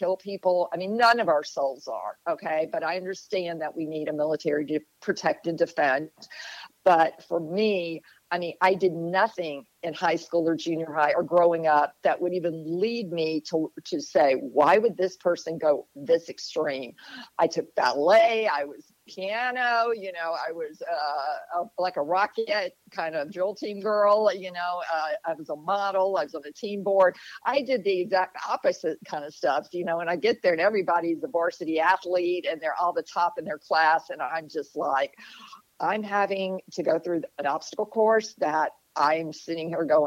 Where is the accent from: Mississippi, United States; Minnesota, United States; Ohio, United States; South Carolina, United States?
Mississippi, United States; Jackson; also born or lived in Oahu, Hawaii; now in New Bern, United States; I grew up in Jackson, Mississippi